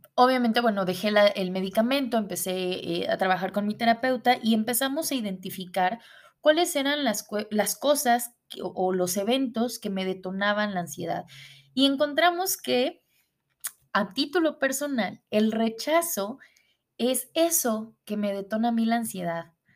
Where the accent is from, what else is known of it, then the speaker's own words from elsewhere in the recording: Puebla, Mexico; moved away as an adult; now in Mexicali, Mexico; regreso a mi ciudad natal, a la ciudad de Puebla.